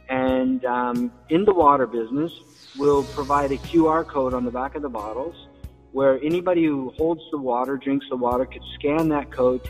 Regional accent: Germany; born there; also born or lived in New York / Kansas / Hawaii / Washington State; And I was born in Germany. So my father was a soldier. My grandfather was a builder. And we traveled quite a bit. I traveled quite a bit as a kid.

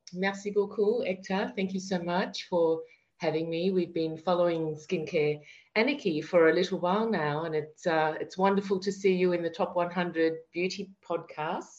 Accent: Melbourne, Victoria, Australia; moved away as an adult; also born or lived in France; now in Paris, France; we're from Melbourne, Australia, and uh, we have, you know, a lovely home near the beach

